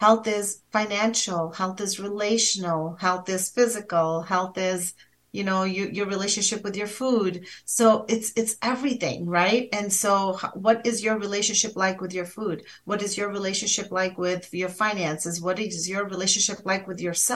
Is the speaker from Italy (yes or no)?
no; India; I'm from India.